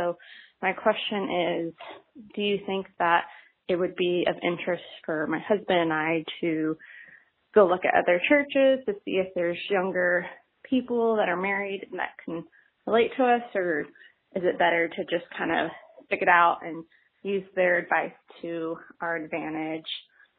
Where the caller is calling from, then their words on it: Dallas, Texas, United States; I am from Dallas, Texas.